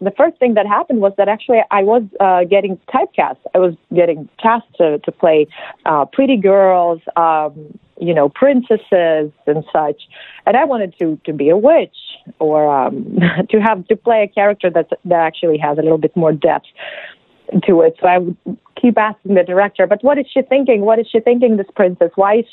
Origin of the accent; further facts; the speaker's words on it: Belarus; English is a second language; moved away; I'm from Belarus. That's in Eastern Europe